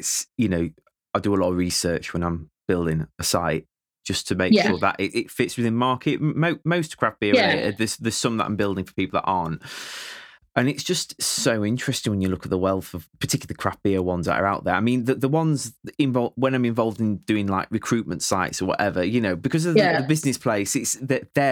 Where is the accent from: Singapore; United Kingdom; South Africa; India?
United Kingdom; Yorkshire and the Humber; accent: Yorkshire; because of my Yorkshire accent